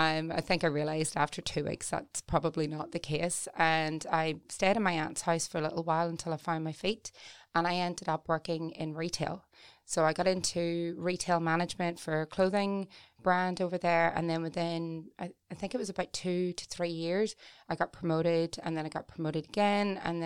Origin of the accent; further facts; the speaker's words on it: Newry, Northern Ireland, United Kingdom; I felt like Newry was, sounds terrible, but suffocating